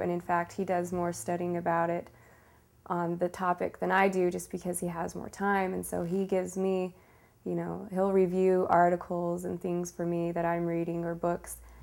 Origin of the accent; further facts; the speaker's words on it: Sandy, Utah, United States; I grew up in Sandy, Utah